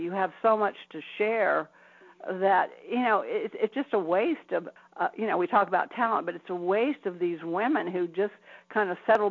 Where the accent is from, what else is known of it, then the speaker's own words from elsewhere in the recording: Atlanta, Georgia, United States; I was born in Atlanta, Georgia. So I am a Southern girl, and I grew up in a very, very strict home